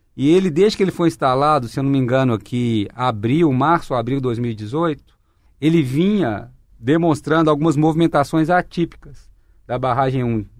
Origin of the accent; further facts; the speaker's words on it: Minas Gerais, Brazil; todos nós que nascemos em Minas Gerais